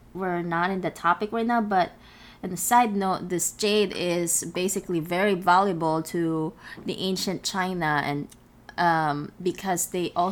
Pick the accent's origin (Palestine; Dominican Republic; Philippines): Philippines; moved away; just growing up in the Philippines